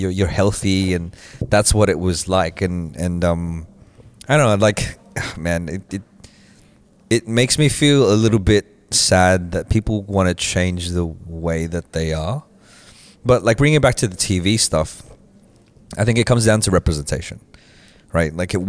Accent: Australia; growing up in Australia

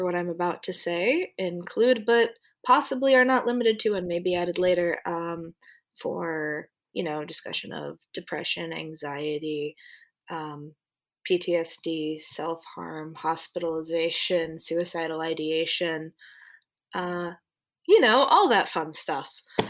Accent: New York City, New York, United States; I grew up in Rockaway Beach, so it's a coastal town

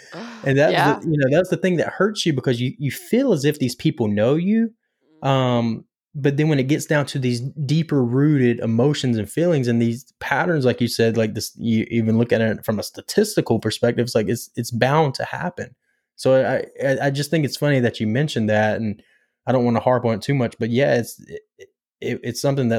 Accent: Pinetops, North Carolina, United States; Well, I'm from Pine Tops, North Carolina.

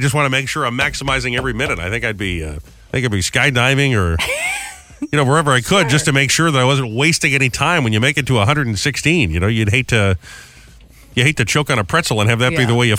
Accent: New England, United States; moved away; when I was growing up in New England

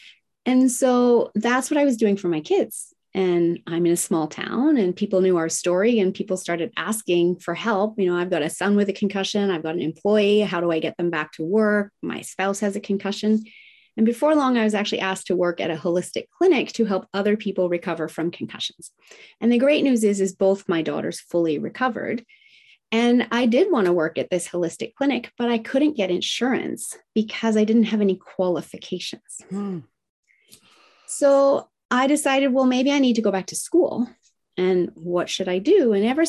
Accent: Tokyo, Japan; English is a second language; I was raised in Tokyo, Japan in the 1970s, in the height of manufacturing plants spewing out toxins. Now, I loved growing up in Japan.

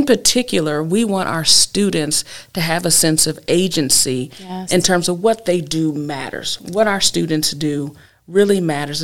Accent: Terre Haute, Indiana, United States; also born or lived in Baltimore, Maryland / Eastern Kentucky; now in Corpus Christi, United States; grew up in the Midwest in Terre Haute, Indiana

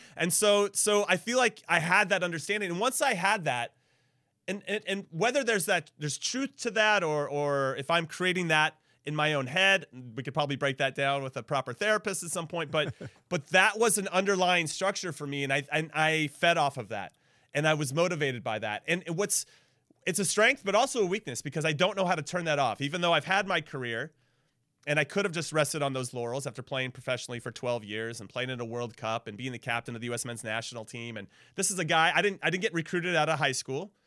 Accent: Southern California, United States; I, I grew up in Southern California

